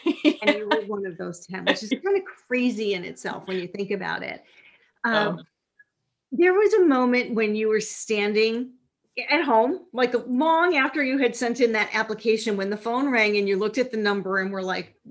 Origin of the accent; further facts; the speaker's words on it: Minnesota, United States; from Minnesota was the first thing that flowed naturally out of my mouth